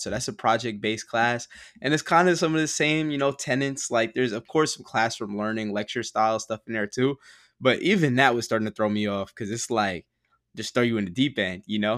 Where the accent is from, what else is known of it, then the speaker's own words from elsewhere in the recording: Teaneck, New Jersey, United States; now in Brooklyn, United States; I grew up in Teaneck, um, and Teaneck is mad diverse